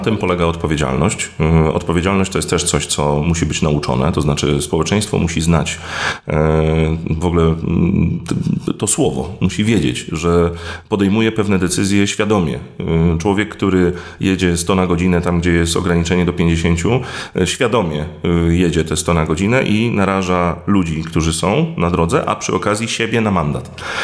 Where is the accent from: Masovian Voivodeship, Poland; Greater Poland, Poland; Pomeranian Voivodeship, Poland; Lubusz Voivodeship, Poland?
Pomeranian Voivodeship, Poland; Gdynia; Ja jestem z Gdyni